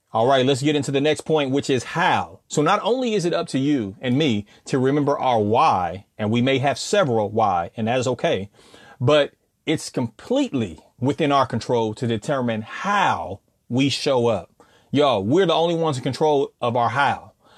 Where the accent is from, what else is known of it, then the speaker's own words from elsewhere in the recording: California, United States; now in Southern United States, United States; I come from Cali, and I'm living down south